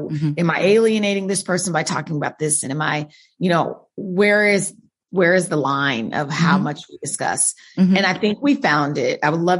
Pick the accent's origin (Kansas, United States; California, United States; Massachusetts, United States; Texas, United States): Kansas, United States; Wichita; Wichita, Kansas.